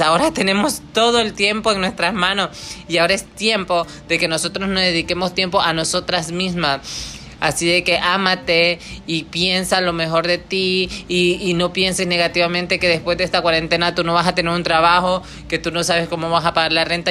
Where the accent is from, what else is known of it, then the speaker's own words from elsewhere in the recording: Honduras; now in Michigan, United States; viene de un pueblo muy chico en Honduras, yo soy catracha